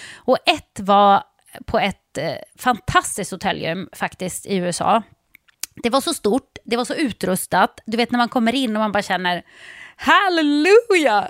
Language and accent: Swedish; Sweden; hemma i Sverige